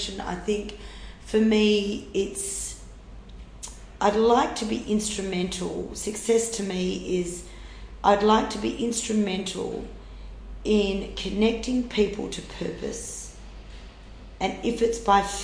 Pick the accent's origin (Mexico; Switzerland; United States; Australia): Australia; near Carnamah, Western Australia; the closest town was a place called Carnama, and it was 80 to 90 kilometre round trip for us to go to school